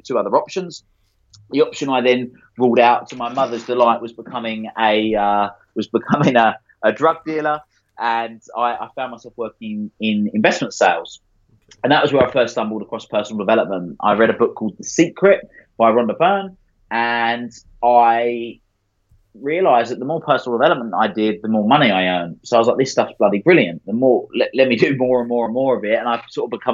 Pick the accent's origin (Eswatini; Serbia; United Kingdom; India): United Kingdom; Essex, East of England; I grew up in Essex